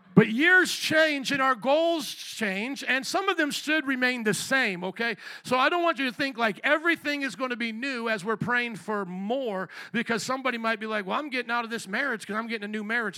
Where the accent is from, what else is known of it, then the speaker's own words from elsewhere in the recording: United States; we as the American people